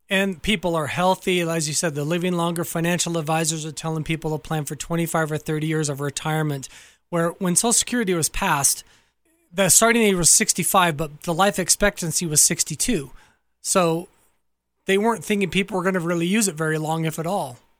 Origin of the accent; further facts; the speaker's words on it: Southern California, United States; So I grew up in Southern California